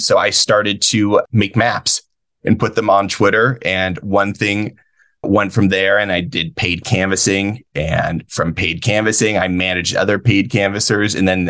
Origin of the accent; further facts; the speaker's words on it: Allegheny County, Pennsylvania, United States; I am born and raised in Allegheny County, although my parents are not. My mom is from Wilkes-Barre. My dad is from Punxsutawney. And then I was born and raised in the Fox Chapel School District.